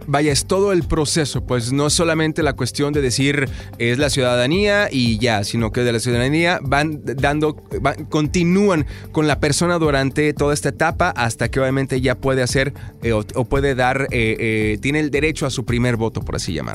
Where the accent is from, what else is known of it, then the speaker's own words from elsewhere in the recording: Guadalajara, Jalisco, Mexico; moved away; yo soy de Guadalajara